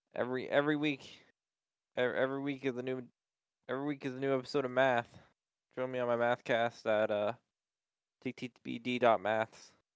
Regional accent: United States; I'm American

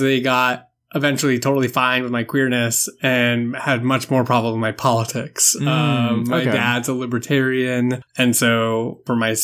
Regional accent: South Shore of Boston, near Plymouth, Massachusetts, United States; I grew up just south of Boston. So that's where I've been basically all my life.

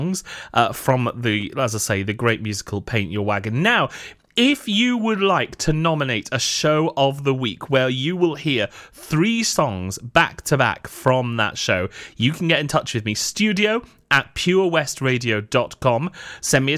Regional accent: Newport, Wales, United Kingdom; where I was born and bred in Newport in South Wales

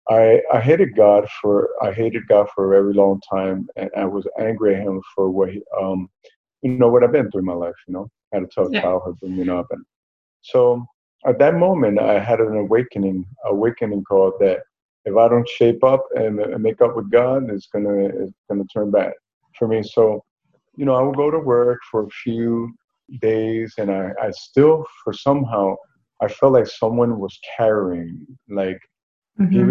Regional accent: Newark, New Jersey, United States; Well, I was born and raised in Newark, New Jersey. I grew up there

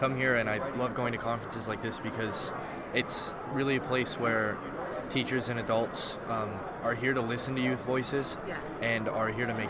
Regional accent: Alamosa, Colorado, United States; I am from Alamosa, Colorado. I'm here with Grip Tape, and I'm a senior in high school.

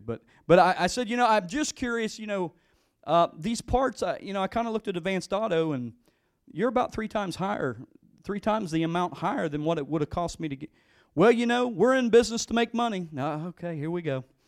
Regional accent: West Virginia, United States; We're from West Virginia

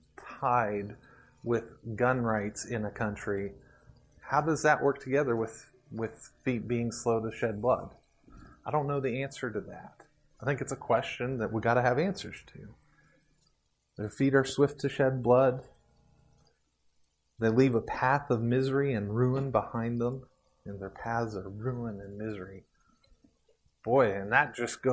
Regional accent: Puerto Rico; moved away; I grew up in Puerto Rico with a cow pasture around us

